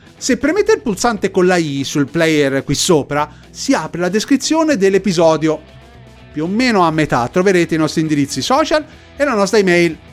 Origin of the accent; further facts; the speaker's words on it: Tuscany, Italy; per noi toscani